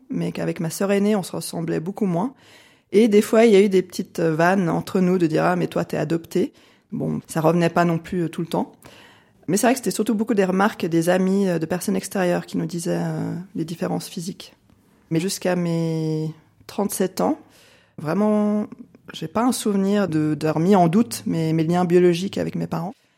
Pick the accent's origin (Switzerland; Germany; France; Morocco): Switzerland; French-speaking Switzerland, Romandy; J'ai grandi en Suisse romande, enfin je vis toujours en Suisse romande.